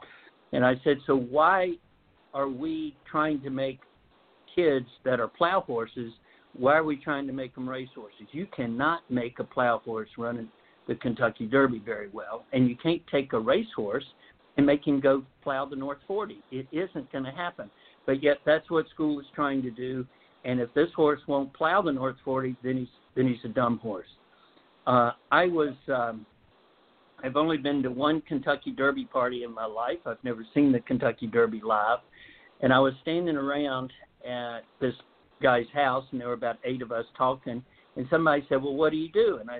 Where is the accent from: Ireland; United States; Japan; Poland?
Japan; born there; I was born in Japan.